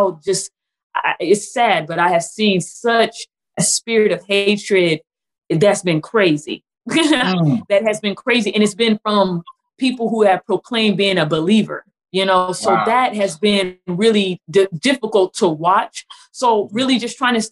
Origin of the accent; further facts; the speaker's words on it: California, United States; now in Texas, United States; I'm originally from California.